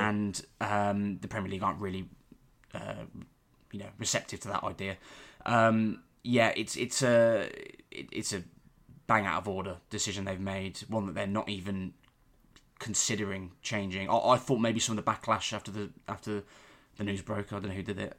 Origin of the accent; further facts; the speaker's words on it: Warwick, West Midlands, United Kingdom; I'm from Warwick. I live in Warwick, always have done.